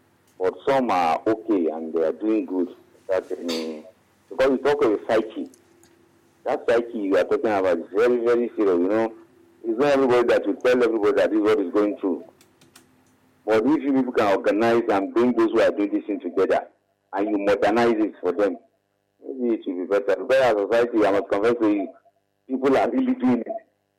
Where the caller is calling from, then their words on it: Alagbado, Lagos, Nigeria; I'm calling from Alagbadu.